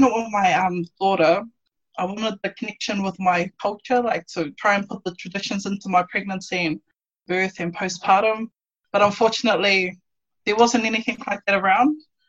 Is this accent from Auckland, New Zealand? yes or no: no; Hamilton, Waikato, New Zealand; now in Queensland, Australia; I'm from Hamilton in New Zealand originally. I'm a mum of three, so I birthed two babies here in Queensland.